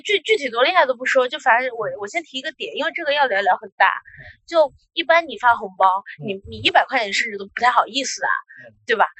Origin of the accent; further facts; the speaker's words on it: a small town in Jiangsu, China; moved away; 我的老家是江苏那边的一个小镇